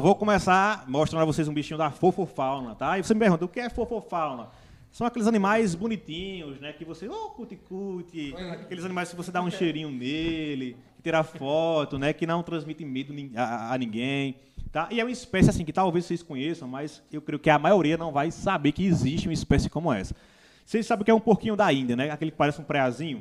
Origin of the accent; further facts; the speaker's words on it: Pão de Açúcar, Brazil; also born or lived in Santa Cruz; sou nascido em Santa Cruz, fui criado em Pão de Açúcar